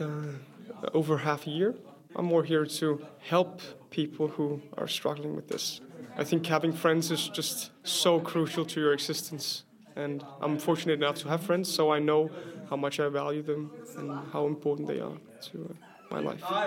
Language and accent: English; Copenhagen, Capital Region of Denmark, Denmark; I am 24 years old and I'm from Copenhagen